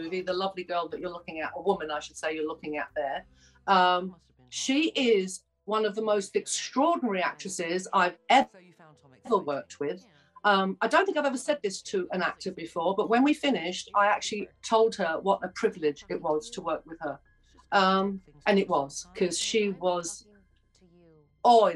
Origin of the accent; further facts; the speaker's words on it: London, United Kingdom; moved away as an adult; also born or lived in United States; growing up in Tottenham, this is where the riots started